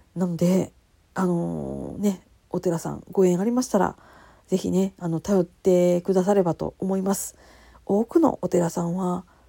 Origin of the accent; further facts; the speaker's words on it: Kansai, Japan; accent: Kansai-ben; 関西弁でなんやかんやしゃべり散らかす